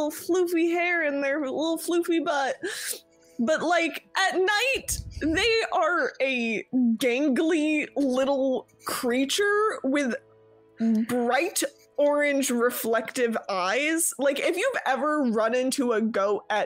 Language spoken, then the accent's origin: English; New York, United States; I'm from New York. We say water